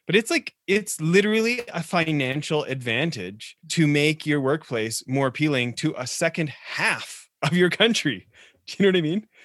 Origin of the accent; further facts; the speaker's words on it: Alberta, Canada; being a fellow Canuck growing up in Alberta